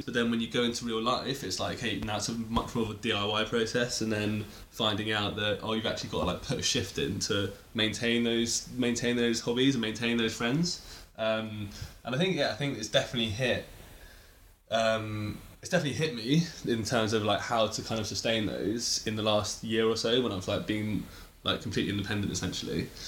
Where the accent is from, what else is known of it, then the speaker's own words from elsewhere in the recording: England, United Kingdom; I kind of associate with being English